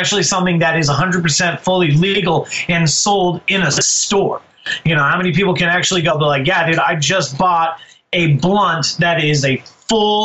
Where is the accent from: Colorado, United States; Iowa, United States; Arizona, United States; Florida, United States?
Colorado, United States; moved away as an adult; also born or lived in Denver; now in Seattle, United States; I'm born and raised in Colorado. I am a native.